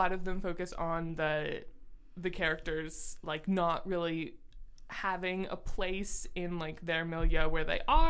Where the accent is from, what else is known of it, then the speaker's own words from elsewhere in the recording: Ontario, Canada; we are both from Canada and living in Canada currently